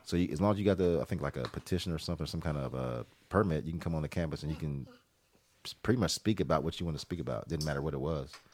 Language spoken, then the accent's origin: English; Columbus, Ohio, United States; the city where I grew up in Columbus, Ohio